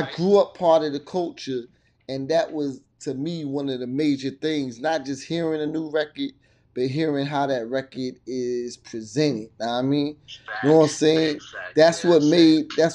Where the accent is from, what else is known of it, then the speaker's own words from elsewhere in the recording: New York, United States; moved away; growing up in New York